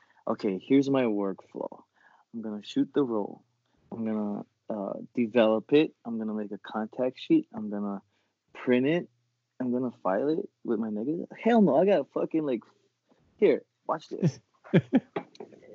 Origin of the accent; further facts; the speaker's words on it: Kauai, Hawaii, United States; now in Nevada, United States; I'm from Kauai.